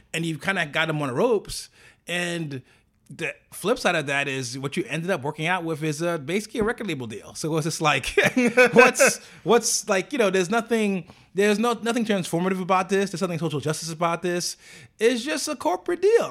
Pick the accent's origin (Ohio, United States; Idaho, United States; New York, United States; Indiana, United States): New York, United States; as a New Yorker